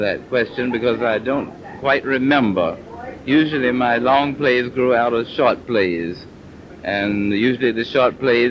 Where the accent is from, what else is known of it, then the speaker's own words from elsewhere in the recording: Mississippi, United States; No, I come from Mississippi.